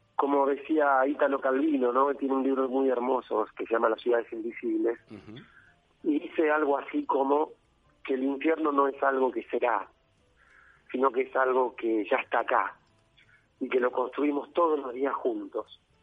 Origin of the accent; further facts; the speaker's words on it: Argentina; nosotros los argentinos